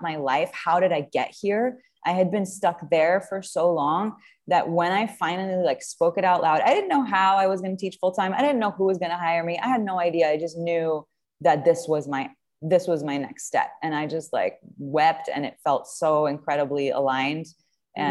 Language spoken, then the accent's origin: English; France; moved away as an adult; now in United States; I'm from France originally. And I came to the U.S. when I was 21 years old